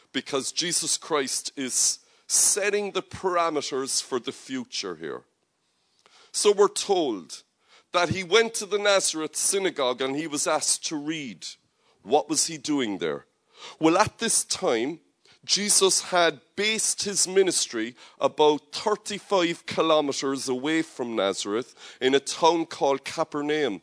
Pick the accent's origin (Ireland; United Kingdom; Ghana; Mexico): Ireland; Cork, Munster; Cork is my hometown